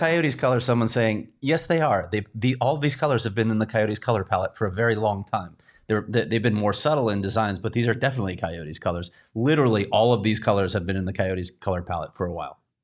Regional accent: Chicago, Illinois, United States; I'm from Chicago

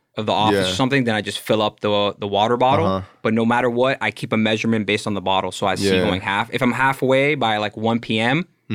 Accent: Miami, Florida, United States; Born and raised in Miami, County of Dade.

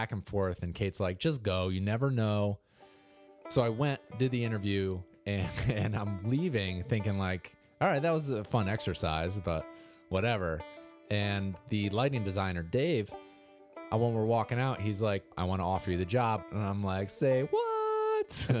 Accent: Naugatuck, Connecticut, United States; also born or lived in New Milford, Connecticut; I grew up in Naugatuck, Connecticut, right next to Waterbury

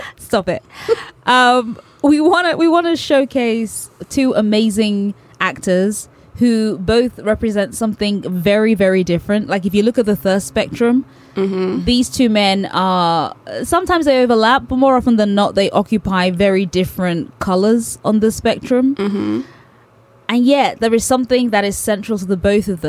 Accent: London, United Kingdom

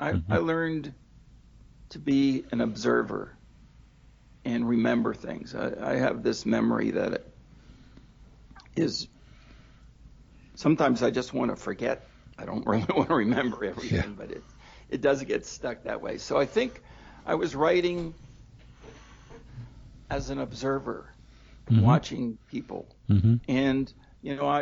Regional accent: Baltimore, Maryland, United States; I grew up in Baltimore

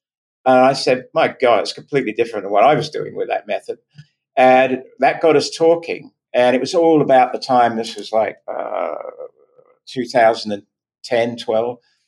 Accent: Virginia, United States; accent: Virginia; It's my Virginia accent.

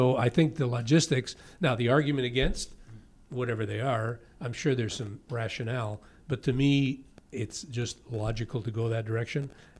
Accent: St. Catharines, Ontario, Canada; now in Niagara-on-the-Lake, Canada; I live in Niagara Lake. I was born in St. Catharines.

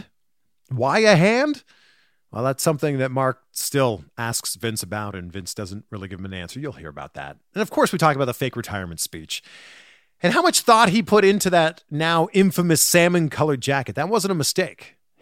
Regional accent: Pickering, Ontario, Canada; I grew up in Pickering.

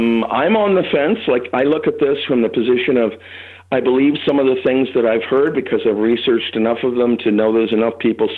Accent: Toronto, Ontario, Canada; Well, no, but I grew up in Toronto, so I'd love to hear it.

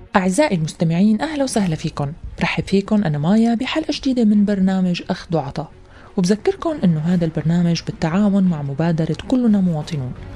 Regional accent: Syria

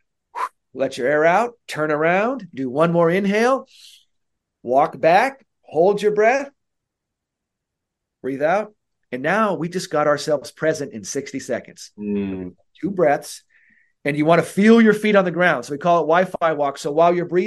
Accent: San Francisco, California, United States; I'm from San Francisco

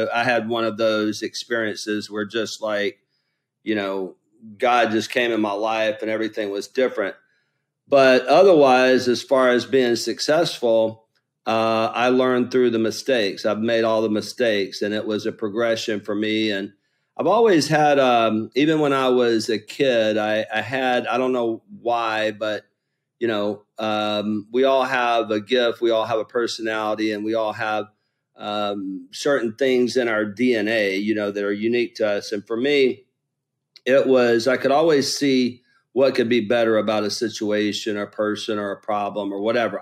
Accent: Lower Alabama, United States; I'm from Lower Alabama

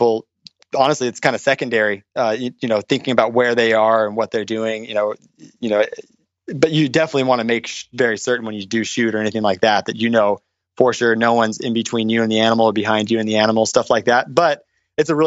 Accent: Orange County, California, United States; I was raised in Orange County

